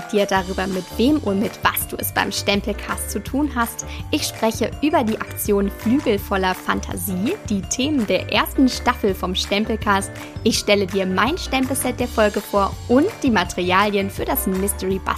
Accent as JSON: {"language": "German", "town": "Hagen", "region": "North Rhine-Westphalia", "country": "Germany", "said": "29 Jahre bin ich alt, ich komme aus Hagen und das bringt mich in die sehr, sehr glückliche Situation, dass ich sowohl bei Ruhrgebiet als auch bei Sauerland auf Partys laut mitgrölen darf."}